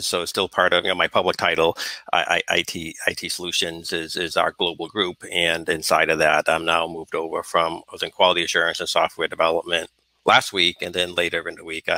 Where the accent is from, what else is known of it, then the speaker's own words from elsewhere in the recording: Northeast, United States; Growing up in the Northeast